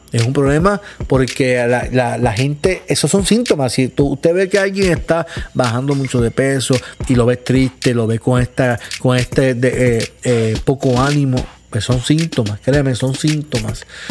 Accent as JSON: {"language": "Spanish", "town": "Caguas", "country": "Puerto Rico", "said": "yo vivo en Puerto Rico, soy de Caguas"}